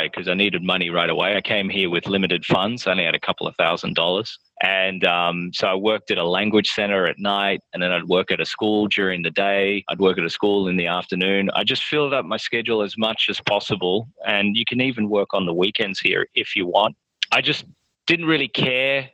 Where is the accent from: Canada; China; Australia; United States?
Australia; moved away as an adult; I'm from Australia. I'm a new teacher here.